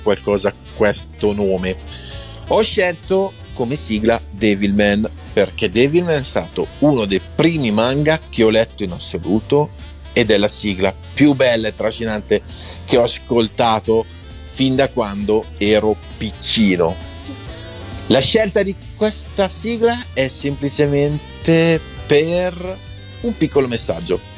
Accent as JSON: {"language": "Italian", "town": "Somaglia", "region": "Lombardy", "country": "Italy", "said": "Sono di Somalia, paesino vicino Codogno"}